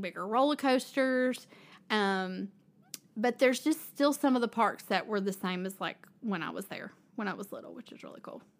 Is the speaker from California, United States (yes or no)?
no; Kingsport, Tennessee, United States; I grew up in Kingsport, which is kind of near where we are in Johnson City